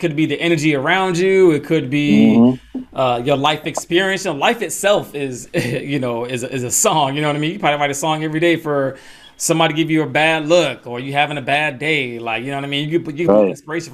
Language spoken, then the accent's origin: English; Atlanta, Georgia, United States; Shout out to Atlanta. Mm-hmm. You know what I mean? That's my hometown.